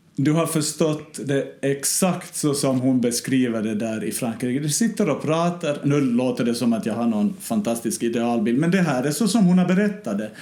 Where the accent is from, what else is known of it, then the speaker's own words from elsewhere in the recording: Ostrobothnia, Finland; nära mina hemtrakter i Österbotten